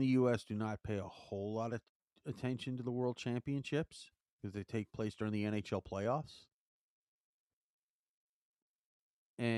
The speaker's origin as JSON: {"language": "English", "town": "New York City", "region": "New York", "country": "United States", "tie": "born or raised there", "moved": "yes", "lives_now": "Long Island, United States", "said": "I've probably lived here now on Long Island longer than I grew up and lived in Queens"}